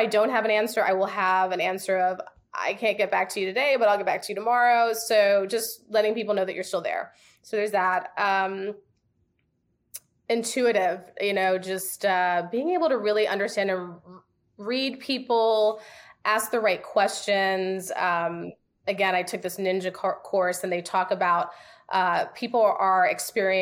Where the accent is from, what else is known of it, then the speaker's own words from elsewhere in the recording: New York, United States; moved away; also born or lived in the South; I'm from New York, so honesty is like in my blood.